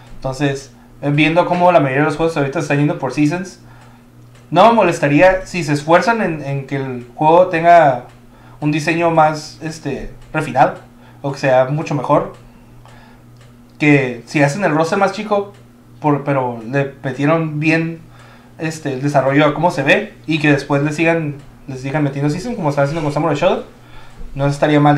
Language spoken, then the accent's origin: Spanish; Mexico; yo, siendo mexicano